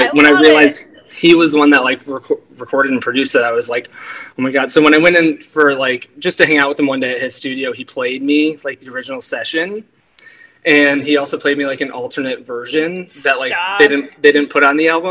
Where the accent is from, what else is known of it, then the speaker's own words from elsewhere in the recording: Detroit, Michigan, United States; also born or lived in California; now in Washington, D.C., United States; I'm originally from Metro Detroit area in Michigan. Lived in California for 6 years, and I now live in Washington, D.C.